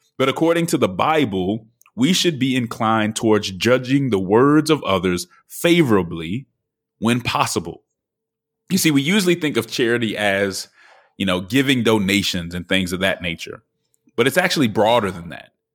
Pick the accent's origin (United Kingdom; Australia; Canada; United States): United States; Denver, Colorado; moved away; the city of Denver, which is my hometown.